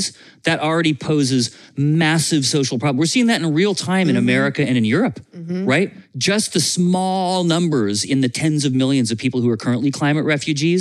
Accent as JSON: {"language": "English", "region": "Vermont", "country": "United States", "tie": "born or raised there", "said": "I grew up in Vermont"}